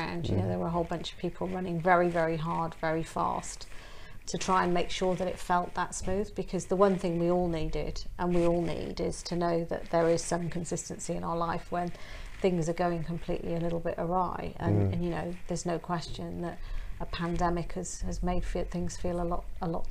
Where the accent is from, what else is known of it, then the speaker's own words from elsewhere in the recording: Welsh, Wales, United Kingdom; I'm Welsh